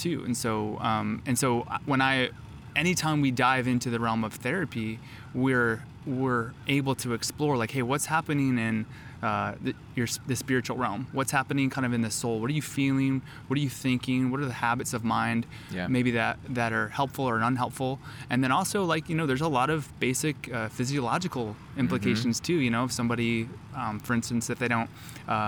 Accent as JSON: {"language": "English", "region": "New York", "country": "United States", "moved": "yes", "lives_now": "Charlotte, United States", "said": "I'm from New York State."}